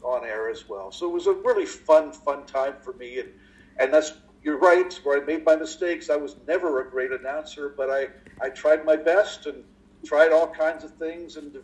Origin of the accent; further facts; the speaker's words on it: Windsor, Ontario, Canada; moved away as an adult; also born or lived in Toronto, Ontario; I'm born in Windsor, Ontario, way down at the southern end of southern Ontario, and that's where I was born and raised and got my education